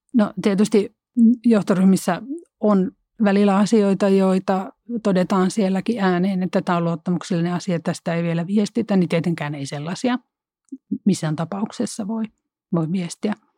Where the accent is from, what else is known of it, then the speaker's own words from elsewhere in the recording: Central Finland, Finland; mä oon Keski-Suomesta kotoisin